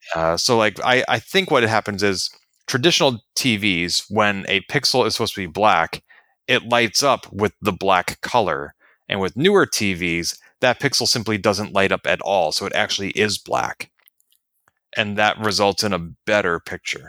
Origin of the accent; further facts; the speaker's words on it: United States; I am an American